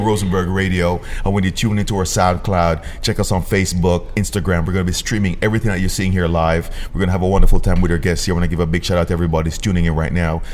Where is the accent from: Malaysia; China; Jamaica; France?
Jamaica; moved away; growing up in Jamaica, where uniform was also very beneficial for us